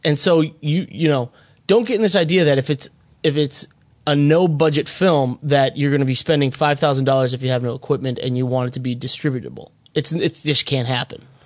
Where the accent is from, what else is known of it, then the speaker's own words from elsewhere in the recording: Minnesota, United States; moved away; I'm originally from Li-, Little Canada, also known as Minnesota